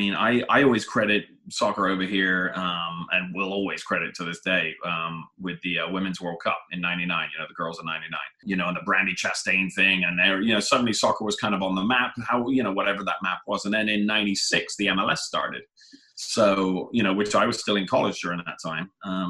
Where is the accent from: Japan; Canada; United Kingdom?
United Kingdom; England; now in United States; And I was like, and remember, I'm coming from England, a place where college is and maybe should be free, right?